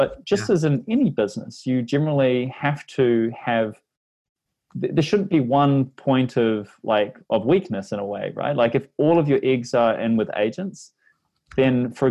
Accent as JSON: {"language": "English", "country": "New Zealand", "accent": "Kiwi", "said": "my Kiwi accent"}